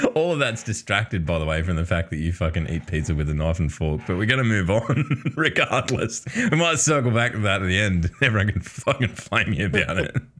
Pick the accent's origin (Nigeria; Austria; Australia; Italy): Australia; Newcastle, New South Wales; There was a pub in Newcastle, in my, where I live, my hometown.